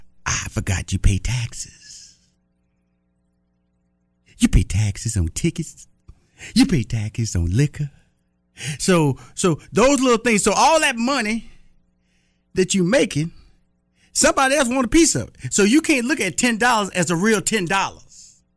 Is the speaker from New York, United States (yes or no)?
no; Texas, United States